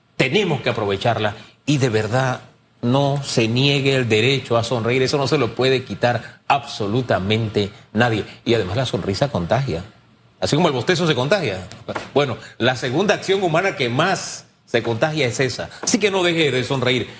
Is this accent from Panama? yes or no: yes; Panama; yo soy de Tierra Saldas